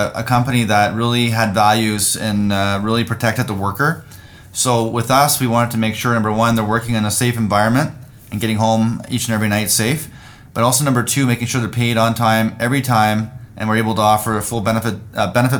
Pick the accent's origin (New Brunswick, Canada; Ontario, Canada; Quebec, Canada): New Brunswick, Canada; Rexton; moved away as an adult; also born or lived in Surrey, British Columbia; I was born and raised in Rexton, New Brunswick, very small community of 700 people, east coast of Canada